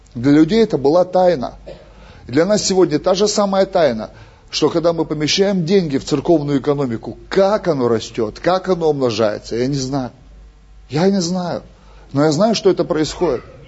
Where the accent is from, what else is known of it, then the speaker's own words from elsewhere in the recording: Russia; Мы же из России